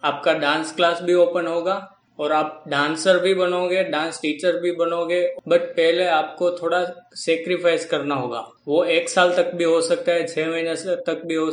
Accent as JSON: {"language": "Hindi", "town": "Lucknow", "region": "Uttar Pradesh", "country": "India", "said": "और मैं लखनऊ का रहने वाला हूं और मैं मिडिल क्लास फैमिली से बिलोंग करता हूँ"}